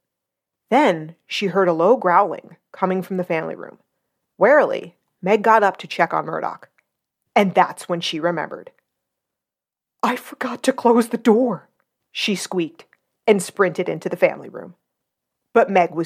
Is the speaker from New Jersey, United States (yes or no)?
yes; New Jersey, United States; I'm from North Jersey and grew up a tomboy